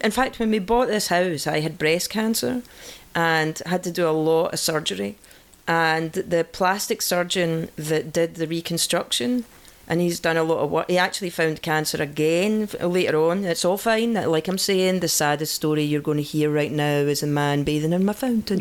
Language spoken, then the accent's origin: English; Scotland, United Kingdom; moved away; I'm Scottish